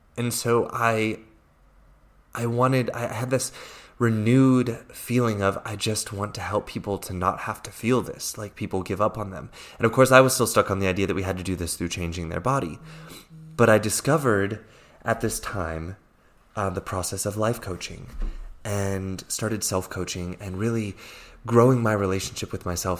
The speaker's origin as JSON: {"language": "English", "town": "Fort Belvoir", "region": "Virginia", "country": "United States", "accent": "American", "first_language": "English", "moved": "as an adult", "lives_now": "Zurich, Switzerland", "said": "I'm originally from Fort Belvoir, Virginia, in the U S A, um, which is why I, I speak English so well. I'm, I'm not a native German speaker"}